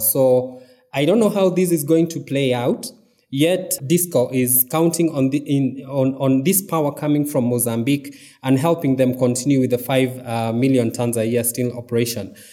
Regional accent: Mount Kenya region, Kenya; now in Nairobi, Kenya; I am from the Mount Kenya region.

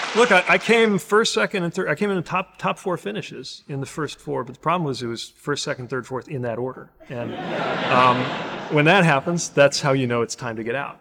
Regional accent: South Bend, Indiana, United States; I'm the mayor of my hometown

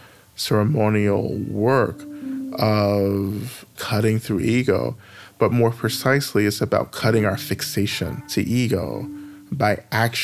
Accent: North Georgia, United States; moved away as an adult; now in Atlanta, United States; I grew up in the South in North Georgia. I've just recently relocated back to Atlanta

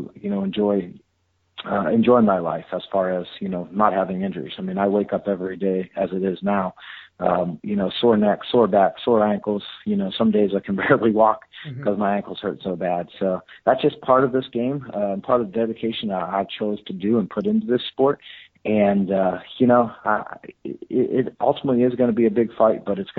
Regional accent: Fresno, California, United States; my hometown in Fresno

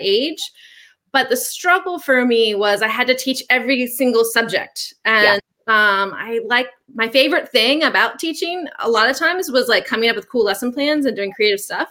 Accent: Virginia Beach, Virginia, United States; also born or lived in Maryland; now in Richmond, United States; I was born in Maryland, but I don't remember because I was little when we moved to Virginia. But I grew up in Virginia Beach

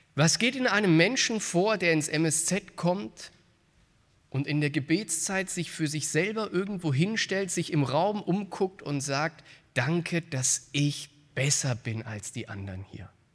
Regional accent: Frankfurt, Hesse, Germany; in meiner Heimatstadt in Frankfurt

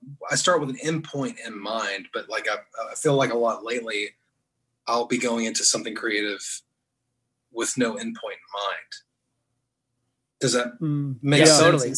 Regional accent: the South, United States; also born or lived in Knoxville, Tennessee / Atlanta, Georgia / Muscle Shoals, Alabama; now in Birmingham, United States; I'm a guy who was born and raised in the South. My whole life I've lived here

